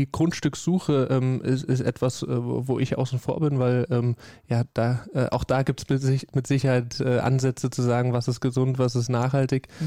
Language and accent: German; Rhineland-Palatinate, Germany; Ja, am liebsten äh, natürlich in meiner Heimat, Heimatregion, also